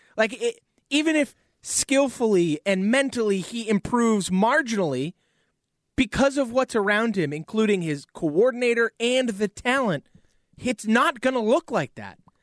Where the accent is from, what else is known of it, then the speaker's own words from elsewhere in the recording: South Shore, Massachusetts, United States; The Hanover Mall, South Shore, I was there all the time as a child